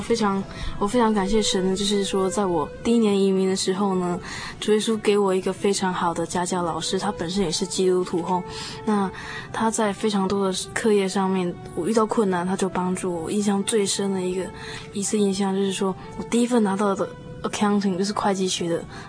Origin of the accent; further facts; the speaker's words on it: Taiwan; now in Auckland, New Zealand; 以前呢，在台湾 从，虽然从小信主